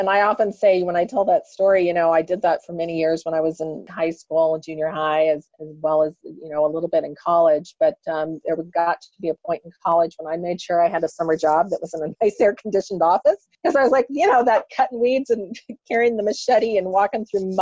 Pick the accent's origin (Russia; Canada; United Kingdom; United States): United States; Kansas; I grew up in Kansas here in the U.S. I grew up on a farm